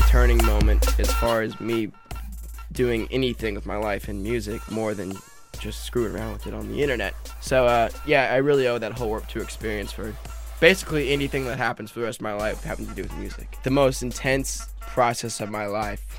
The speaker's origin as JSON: {"language": "English", "region": "northern Nevada", "country": "United States", "moved": "yes", "lives_now": "Huntington Beach, United States", "said": "I'm from Nevada, this really small town area in northern Nevada, and I moved back down to where a large amount of my family is in Huntington Beach."}